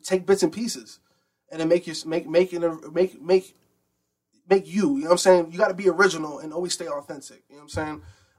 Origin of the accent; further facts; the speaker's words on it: Bridgeport, Connecticut, United States; because I'm from Bridgeport.